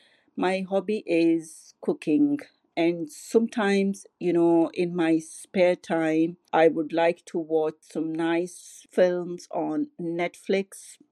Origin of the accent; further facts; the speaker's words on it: Pakistan; English is a second language; moved away as an adult; now in Leeds, United Kingdom; I am originally from Pakistan. I came here in UK in 2011. Since then, I lived in Leeds with my sister. I got married in 2016, and we moved here in Leeds